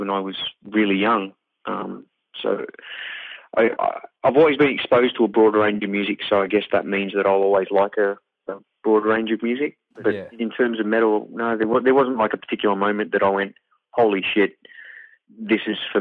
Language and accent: English; Wales, United Kingdom; they moved back to Wales to have me because of apartheid